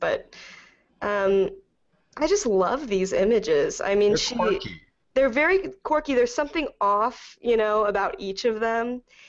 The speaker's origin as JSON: {"language": "English", "region": "Texas", "country": "United States", "said": "I am from Texas. I'm proud of it."}